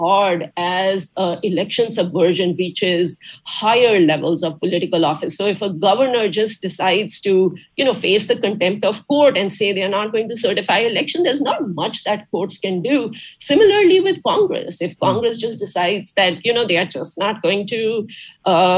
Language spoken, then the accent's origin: English; India; moved away as an adult; also born or lived in Detroit; now in United States; growing up in India